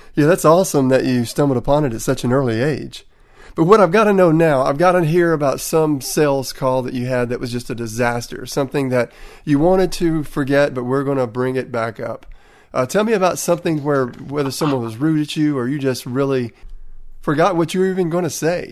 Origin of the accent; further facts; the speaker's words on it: Tennessee, United States; accent: Tennessee; my Tennessee accent